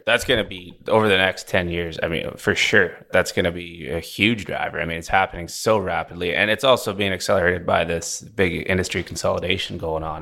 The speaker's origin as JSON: {"language": "English", "town": "Vancouver", "region": "British Columbia", "country": "Canada", "tie": "born or raised there", "also_born_or_lived": "Alberta", "moved": "as an adult", "lives_now": "Houston, United States", "said": "I grew up on the West Coast, Vancouver, B C"}